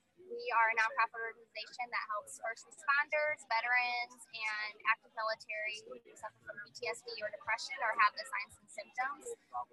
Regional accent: St. Louis, Missouri, United States; I am from St. Louis

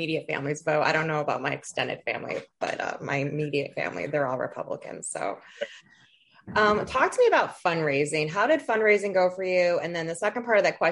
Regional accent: Toledo, Ohio, United States; moved away; I'm from Toledo. I don't live in Toledo anymore

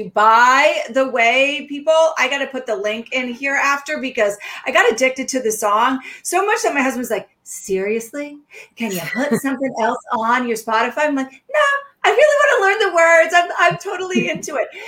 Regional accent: the South, United States; now in New Hampshire, United States; They're like, ah, because I came from the South.

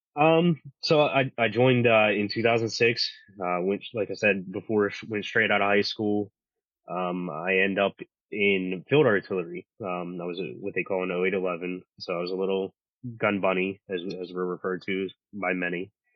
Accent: Pittsburgh, Pennsylvania, United States; I grew up here in Pittsburgh

